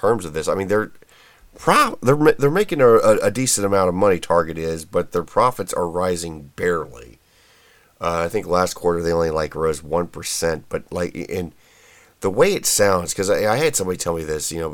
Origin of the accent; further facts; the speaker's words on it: Indianapolis, Indiana, United States; my home state here of Indiana, just actually west of my former hometown of Indianapolis